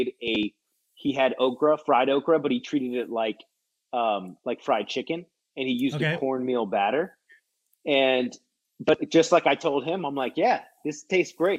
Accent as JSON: {"language": "English", "country": "United States", "said": "being an American"}